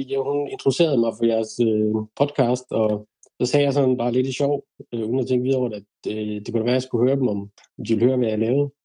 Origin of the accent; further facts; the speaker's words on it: Denmark; moved away as an adult; now in United Kingdom; DDC derhjemme i Danmark